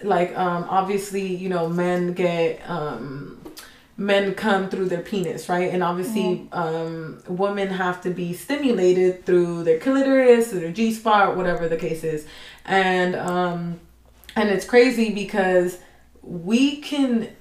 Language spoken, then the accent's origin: English; Mexico; English is a second language; now in United States; I'm Mexican, but I'm American as well